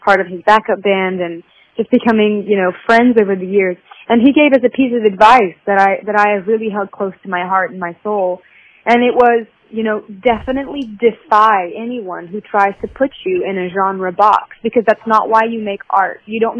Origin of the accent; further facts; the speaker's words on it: Southern United States, United States; I think being a Southerner, I really feel it here